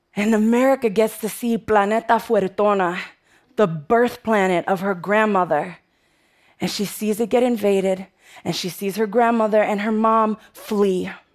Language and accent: English; New York City, New York, United States; I'm from the Bronx, and the Bronx is tough